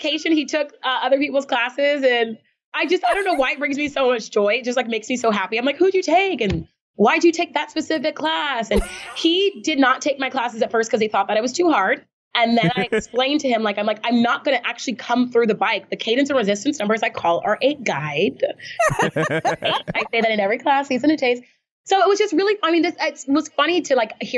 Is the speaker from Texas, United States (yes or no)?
yes; Texas, United States; moved away as an adult; I was born in Texas